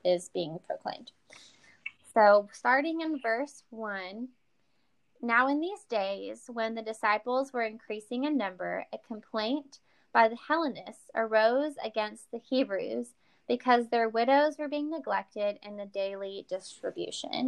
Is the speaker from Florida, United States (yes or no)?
no; East Texas, United States; you can tell I'm from East Texas.